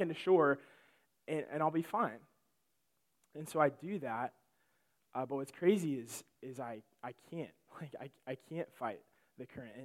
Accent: Illinois, United States; moved away; I am from Illinois

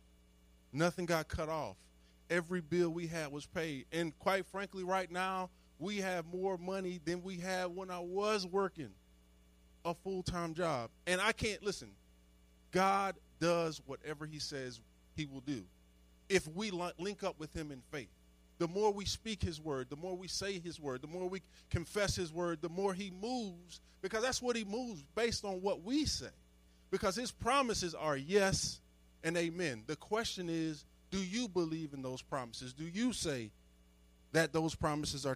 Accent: Chester, Pennsylvania, United States; moved away as an adult; I grew up in Chester, Pennsylvania.

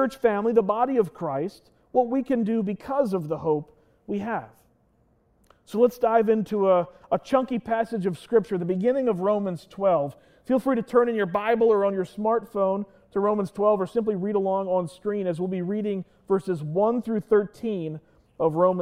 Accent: Lancaster County, Pennsylvania, United States; I was born and raised in Lancaster County

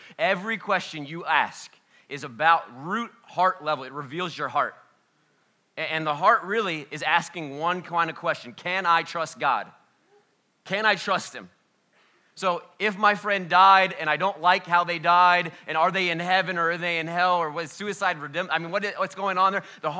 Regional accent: Oxford, Ohio, United States; well, we're just from Oxford, Ohio.

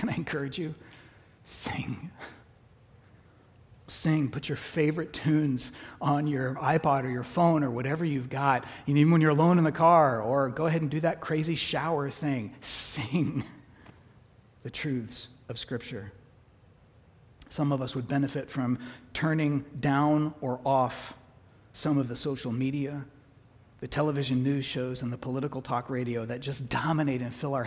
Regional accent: United States; we as American Christians

